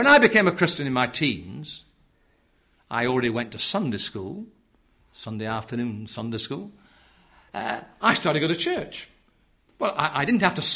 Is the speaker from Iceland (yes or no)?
no; Yorkshire and the Humber, United Kingdom; I come from South Yorkshire where it's the worst in the nation, I believe. We're the bottom of the pile